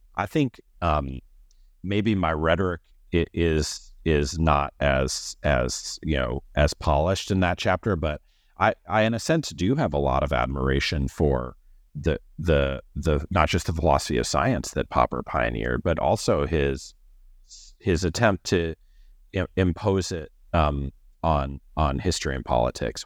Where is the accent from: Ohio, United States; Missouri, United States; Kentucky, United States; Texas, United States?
Missouri, United States; moved away; I am from Missouri, and I went to college there